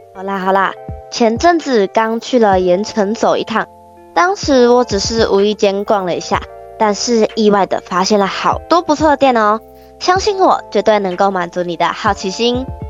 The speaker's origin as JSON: {"language": "Chinese", "region": "Kaohsiung", "country": "Taiwan", "tie": "born or raised there", "said": "我们都是来自高雄市三明家商观光科的学生"}